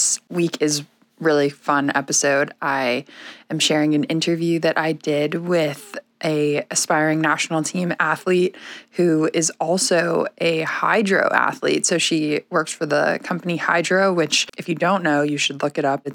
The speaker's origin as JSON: {"language": "English", "town": "Weston", "region": "Massachusetts", "country": "United States", "tie": "born or raised there", "moved": "yes", "lives_now": "Sarasota, United States", "said": "I grew up in Weston, Massachusetts"}